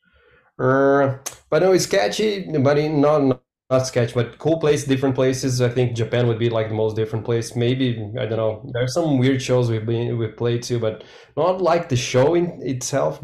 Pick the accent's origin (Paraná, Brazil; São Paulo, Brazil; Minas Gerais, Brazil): Paraná, Brazil; Curitiba; English is a second language; I grew up in Curitiba, is a city in the south